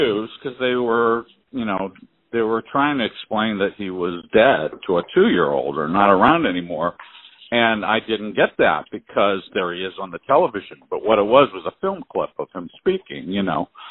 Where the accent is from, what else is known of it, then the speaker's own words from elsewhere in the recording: Sharon, Pennsylvania, United States; I was born and raised in Sharon, Pennsylvania.